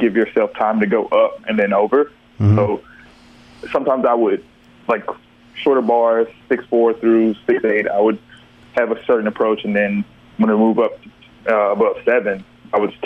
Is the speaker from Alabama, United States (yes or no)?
yes; Tuscaloosa, Alabama, United States; now in Vicksburg, United States; We're from Tuscaloosa, so we used to go to Birmingham to Crossplex